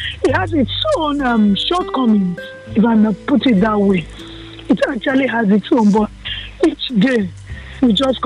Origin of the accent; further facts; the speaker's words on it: Kano, Kano State, Nigeria; I was born in the north. I was born in Kano